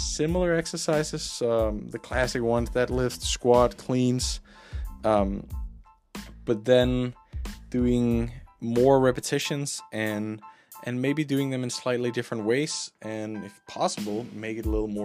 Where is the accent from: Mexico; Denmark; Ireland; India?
Denmark; I grew up in Denmark